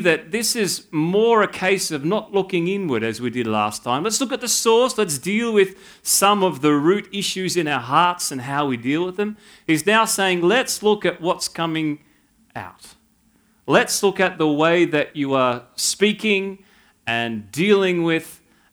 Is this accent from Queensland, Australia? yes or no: no; Canberra, Australian Capital Territory, Australia; moved away as an adult; now in New South Wales, Australia; born and bred in Canberra